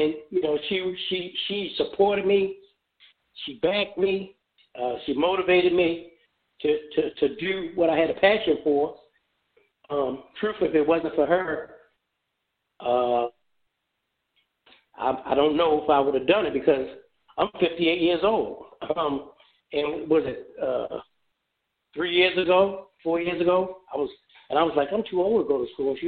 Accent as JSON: {"language": "English", "town": "Baltimore", "region": "Maryland", "country": "United States", "tie": "born or raised there", "also_born_or_lived": "Memphis, Tennessee", "moved": "as an adult", "lives_now": "Phoenix, United States", "said": "that is my home city. Maryland is my home state."}